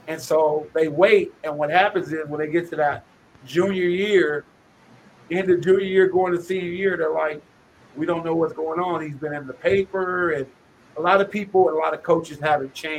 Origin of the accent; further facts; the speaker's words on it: Los Angeles, California, United States; also born or lived in Pasadena; I grew up in Los Angeles, moved to Pasadena when my dad, my parents split, and I moved to Pasadena